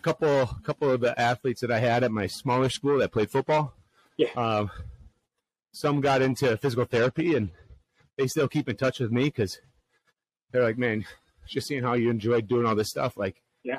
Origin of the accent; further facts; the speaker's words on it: Midwest, United States; Being a Midwesterner.